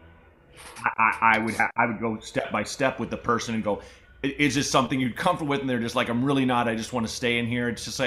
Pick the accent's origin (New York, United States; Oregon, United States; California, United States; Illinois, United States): Oregon, United States; Portland; moved away; I own a house in Portland